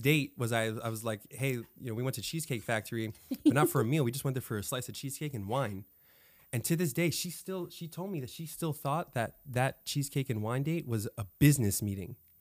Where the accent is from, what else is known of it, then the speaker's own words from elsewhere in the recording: Florida, United States; now in California, United States; I was born in California and moved to Florida